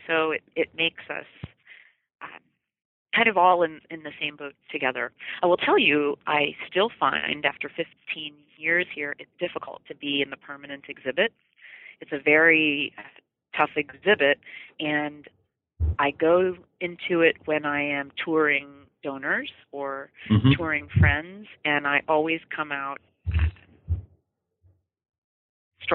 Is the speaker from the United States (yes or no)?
yes; United States; as an American.